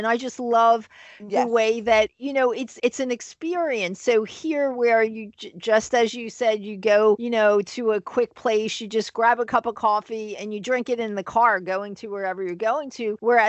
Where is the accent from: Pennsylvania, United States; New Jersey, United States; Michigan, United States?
Pennsylvania, United States; Philadelphia; it's my hometown